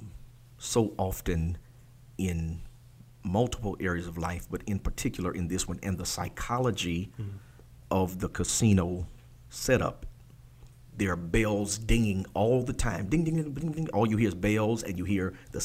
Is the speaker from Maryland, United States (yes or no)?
yes; Maryland, United States; When I grew up in Maryland